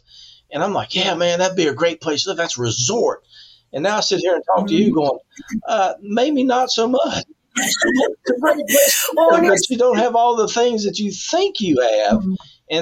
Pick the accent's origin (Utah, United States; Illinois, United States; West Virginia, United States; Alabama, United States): West Virginia, United States; growing up in West Virginia